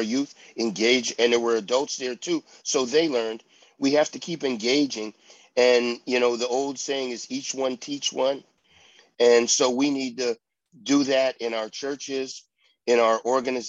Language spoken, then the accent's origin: English; Pittsburgh, Pennsylvania, United States; I grew up in Pittsburgh.